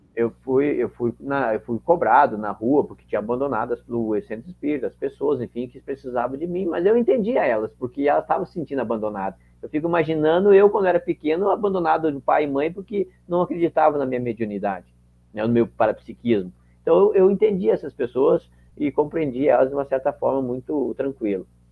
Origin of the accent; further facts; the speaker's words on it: Caxias do Sul, Rio Grande do Sul, Brazil; sou de Caxias do Sul